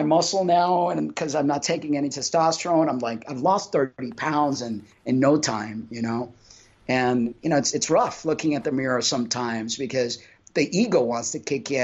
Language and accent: English; Cuba; I'm Cuban. I was born in Cuba